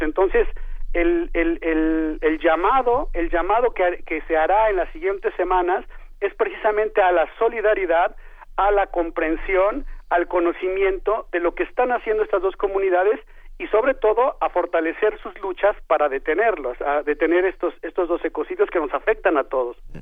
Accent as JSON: {"language": "Spanish", "region": "Mexico City", "country": "Mexico", "moved": "as an adult", "said": "yo soy chilango, yo soy de allá, pero digamos, soy un eh, egresado de la UNAM que ha, hecho su vida fuera"}